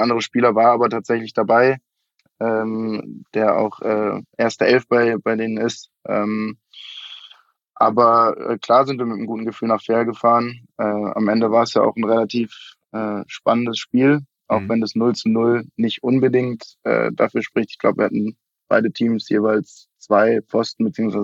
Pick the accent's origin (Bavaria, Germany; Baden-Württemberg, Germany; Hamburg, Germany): Bavaria, Germany; Munich; also born or lived in Vienna; Ich bin in München geboren, ähm, habe dann in Wien studiert, äh, bin nach dem Studium aber wieder nach München zurückgekehrt